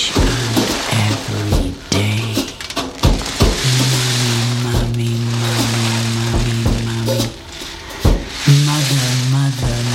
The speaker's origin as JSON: {"language": "English", "town": "Pendine", "region": "Wales", "country": "United Kingdom", "tie": "born or raised there", "said": "I was born in Pendine, and consequently I was in sea every day"}